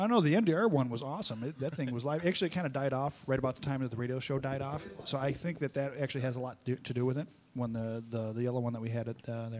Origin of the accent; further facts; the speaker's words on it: Detroit, Michigan, United States; I'm from Detroit